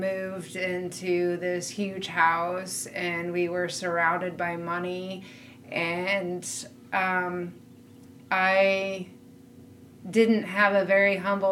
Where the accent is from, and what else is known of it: Southern California, United States; born or raised there; now in Minnesota, United States